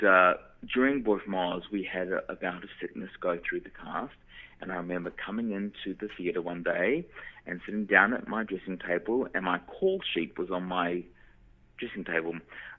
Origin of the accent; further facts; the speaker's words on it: New Zealand; moved away; because I was from New Zealand and I had to leave little old New Zealand and move overseas to train because the training wasn't available in New Zealand